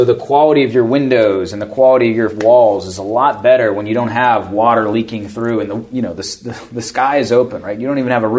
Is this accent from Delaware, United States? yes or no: no; Pittsburgh, Pennsylvania, United States; moved away as an adult; I grew up in the South Hills.